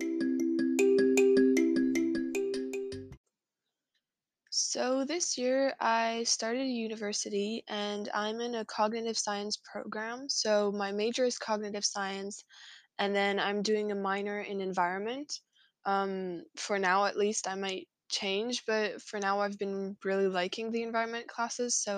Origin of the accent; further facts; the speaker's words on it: France; I'm from France